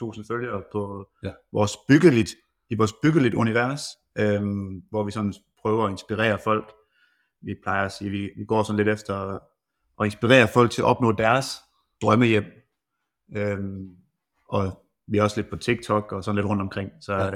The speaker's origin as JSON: {"language": "Danish", "town": "Randers", "region": "Central Denmark Region", "country": "Denmark", "moved": "yes", "lives_now": "Hasten, Denmark", "said": "jeg er pære dansk, og kommer oprindeligt fra Randers af"}